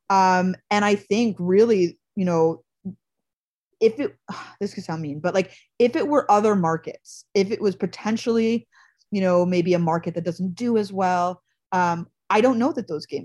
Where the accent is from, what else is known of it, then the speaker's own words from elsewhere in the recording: Montreal, Quebec, Canada; moved away as an adult; now in United States; I can say that because that is my hometown and my yeah. home province